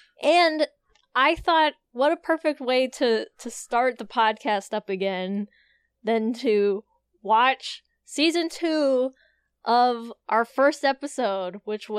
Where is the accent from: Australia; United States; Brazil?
United States; Colorado; born there; also born or lived in Northern Virginia; But I was born in Colorado, okay, and then I never lived in, like, true South. I don't count Northern Virginia as true South.